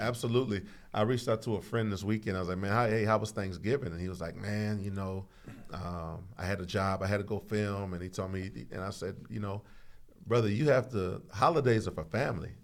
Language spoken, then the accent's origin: English; Houston, Texas, United States; also born or lived in Saint Croix, US Virgin Islands; I was born in Saint Croix, raised in the southeast side of Houston, Texas